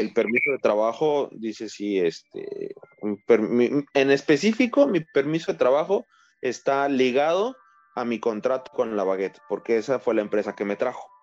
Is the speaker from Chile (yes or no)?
no; Mexico; moved away as an adult; now in British Columbia, Canada; somos dos mexicanos